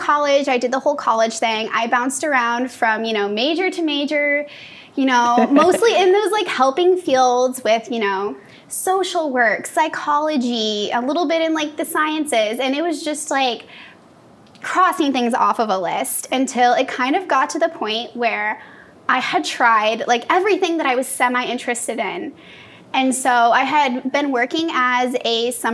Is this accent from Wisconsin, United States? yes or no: no; Iowa, United States; moved away as an adult; now in California, United States; So I'm from Iowa, so I went to school out there.